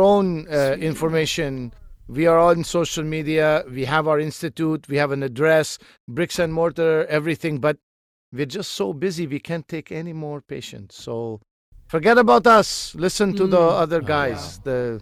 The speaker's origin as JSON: {"language": "English", "town": "Santa Barbara", "region": "California", "country": "United States", "tie": "born there", "said": "Sure. Santa Barbara. I was born in Santa Barbara. And in Santa Barbara, there my parents were also born."}